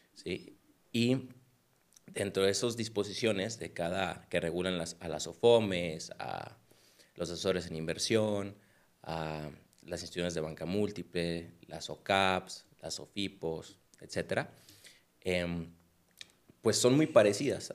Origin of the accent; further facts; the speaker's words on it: Culiacán, Sinaloa, Mexico; moved away as an adult; now in Guadalajara, Mexico; soy de Culiacán. Yo llegué aquí a Guadalajara en el 2015 y pues tomé la carrera